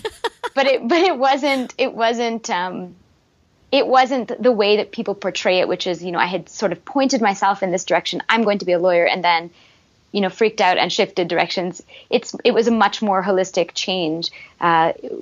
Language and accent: English; Montreal, Quebec, Canada; I was from Montreal, grew up there.